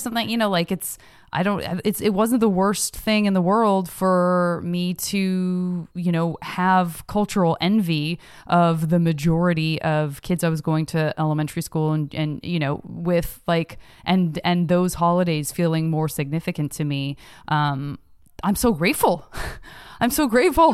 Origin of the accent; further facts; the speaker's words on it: Tucson, Arizona, United States; growing up in Tucson